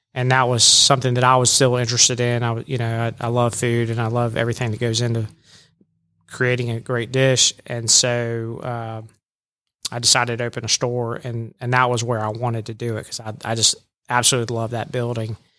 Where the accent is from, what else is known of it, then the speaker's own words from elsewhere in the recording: Jacksonville, Florida, United States; also born or lived in Birmingham, Alabama; now in Rome, Georgia, United States; I'm originally from Jacksonville, Florida